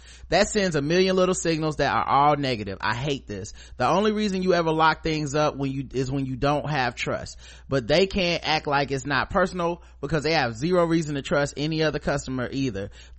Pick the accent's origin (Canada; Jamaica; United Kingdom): Jamaica; not least because as Jamaican, I know the reggae category is going to go to either a white reggae act or whichever … Offspring had a project that year.